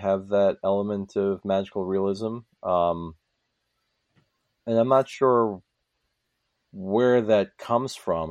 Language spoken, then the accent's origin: English; Hudson River Valley, New York, United States; I grew up in the Hudson River Valley